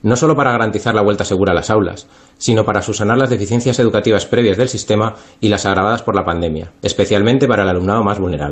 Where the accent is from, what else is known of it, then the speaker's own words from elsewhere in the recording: Madrid, Community of Madrid, Spain; siendo madrileño